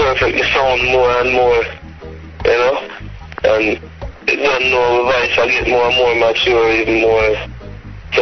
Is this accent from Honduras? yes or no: no; Jamaica; Jamaica, reggae country